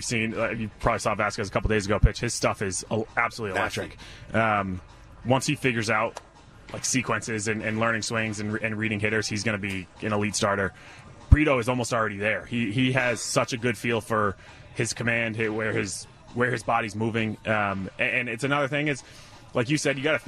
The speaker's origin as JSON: {"language": "English", "region": "Rhode Island", "country": "United States", "said": "I'm from Rhode Island, everybody's a Red Sox fan"}